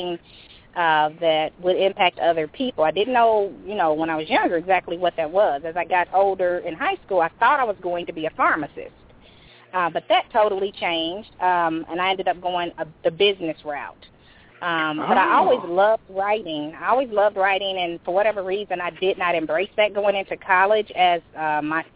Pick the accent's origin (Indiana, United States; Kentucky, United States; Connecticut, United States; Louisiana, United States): Indiana, United States; Indianapolis; it was a great place to grow up, So I've always just, you know, I went to college in Indiana. I obviously grew up here